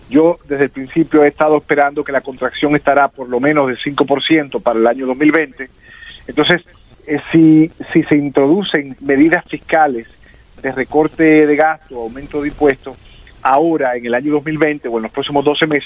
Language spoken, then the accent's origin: Spanish; Dominican Republic; Somos los dominicanos que vivimos en ultramar